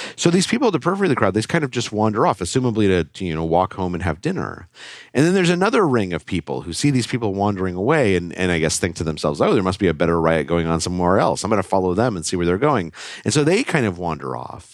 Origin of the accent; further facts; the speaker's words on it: Albuquerque, New Mexico, United States; I grew up in Albuquerque, New Mexico